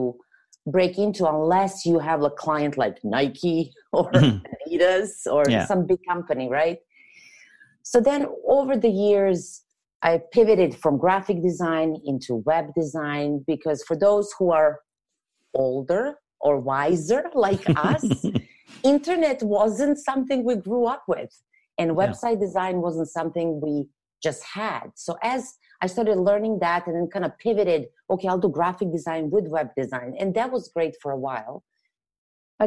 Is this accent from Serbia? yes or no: yes; Serbia; English is a second language; moved away as an adult; now in Canada; I'm not originally from here, hence the accent that I can't get rid of. But I'm from Europe, from Serbia. So I moved after I graduated college